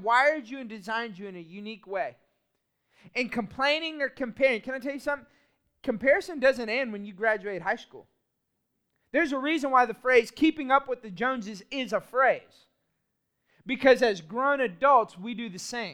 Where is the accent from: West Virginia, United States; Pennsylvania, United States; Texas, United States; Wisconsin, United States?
Texas, United States; Austin; I grew up in Austin, Texas